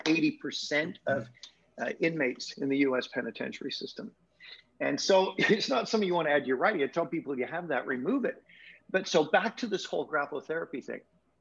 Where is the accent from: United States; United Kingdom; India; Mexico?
United Kingdom; now in Canada; me living in Canada, as a Brit living in Canada